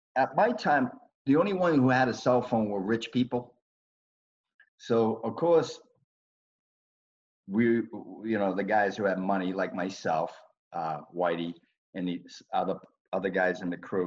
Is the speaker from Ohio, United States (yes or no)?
no; Boston, Massachusetts, United States; growing up in Southie at that time, it was a good place, but it was a tough place to grow up